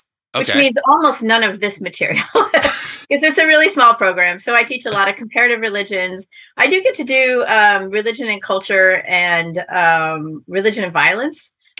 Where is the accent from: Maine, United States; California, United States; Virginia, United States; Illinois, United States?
Maine, United States; Bath; I grew up in Maine. Okay. In a little Episcopal church there in Bath. I was baptized and confirmed and married at Grace Episcopal Church in Bath, Maine.